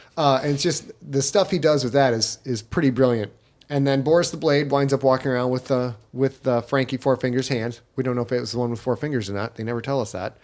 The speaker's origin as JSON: {"language": "English", "country": "United States", "said": "as an American"}